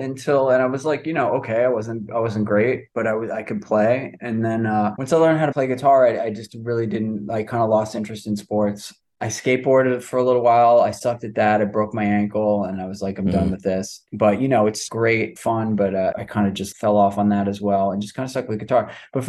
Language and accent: English; New York City, New York, United States; also born or lived in Manhattan, New York; I'm from Rockaway Beach originally, which is like kind of the outer, it's outer part of Queens.